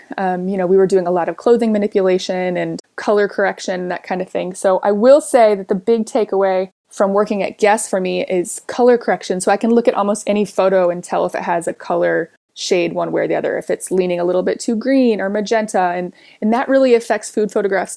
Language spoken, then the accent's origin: English; Kansas City, Missouri, United States; moved away as an adult; now in California, United States; I grew up in Kansas City. I moved out to California in 2006 to go to school